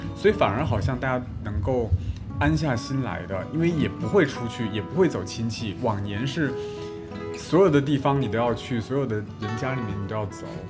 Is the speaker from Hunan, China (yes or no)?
yes; Changsha, Hunan, China; moved away as an adult; now in Beijing, China; 我是长沙人， 然后回到长沙之后， 因为我爸妈他们在， 在， 在老家